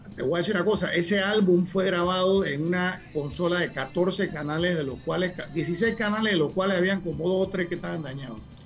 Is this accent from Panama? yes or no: yes; Panama; yo soy de Panamá